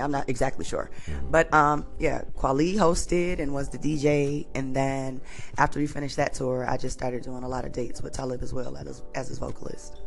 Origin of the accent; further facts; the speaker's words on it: Detroit, Michigan, United States; I'm from Detroit